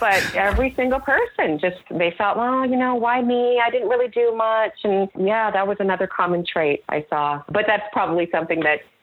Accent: Canada; moved away as an adult; now in United States; I am technically Canadian, even though I spent most of my time in the U.S. the last several years

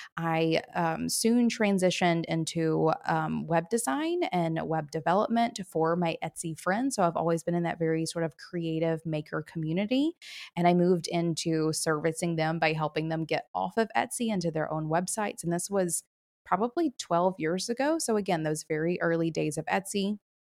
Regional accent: the South, United States; now in Chattanooga, Tennessee, United States; I live in Chattanooga, Tennessee. I've been here for about six years, born and raised in the South

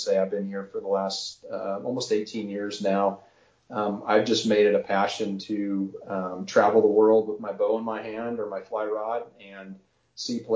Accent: Montana, United States; moved away as an adult; also born or lived in central coast of California; now in California, United States; I was born and raised in Montana

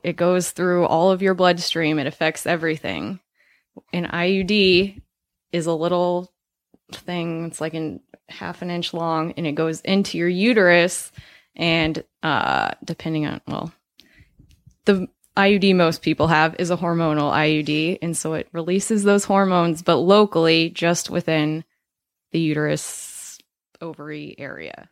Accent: Colorado, United States; I'm from Colorado

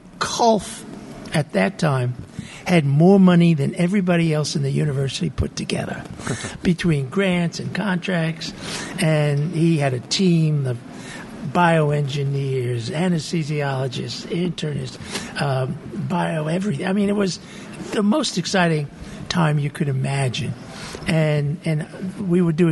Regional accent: New York City, New York, United States; moved away as an adult; also born or lived in Michigan; now in Utah, United States; I was born and brought up in Brooklyn, New York, a long time ago, 1940 I was born

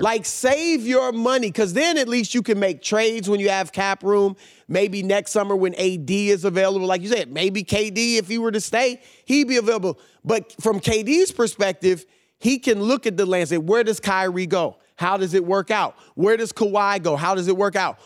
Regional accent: Midwest, United States; moved away as an adult; also born or lived in New York; I grew up in the Midwest, and I moved to New York in nineteen ninety-eight to work for the New York Times

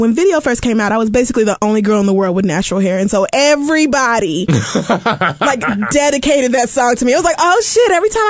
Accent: Tulsa, Oklahoma, United States; And so I grew up in Tulsa.

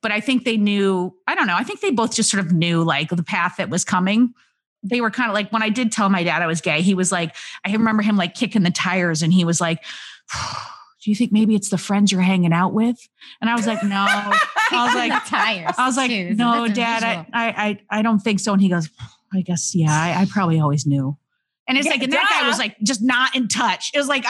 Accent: Homer, New York, United States; I was born a small white baby in upstate New York. Where? Homer, New York.

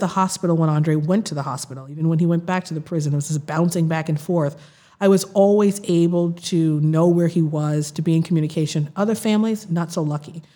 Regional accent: Boston, Massachusetts, United States; also born or lived in Mattapan, Boston / Princeton / Los Angeles; I grew up in Roxbury in the South End

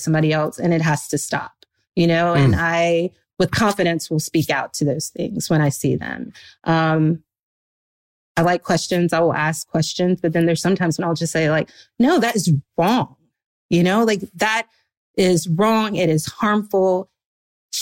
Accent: the South, United States; I was like this really annoying little Christian girl growing up in the South

